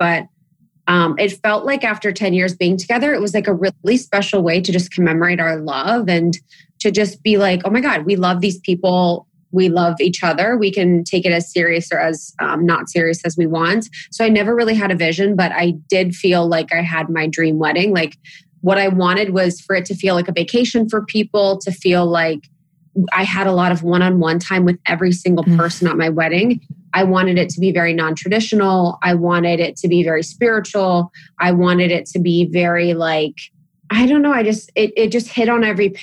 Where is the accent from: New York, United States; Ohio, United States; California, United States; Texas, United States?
Ohio, United States; I'm from Ohio.